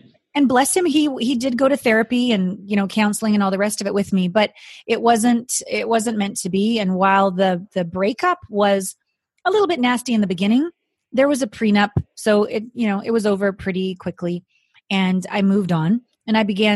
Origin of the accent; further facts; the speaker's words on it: Canada; moved away as an adult; also born or lived in Japan; I'm from Canada, small town Canadian girl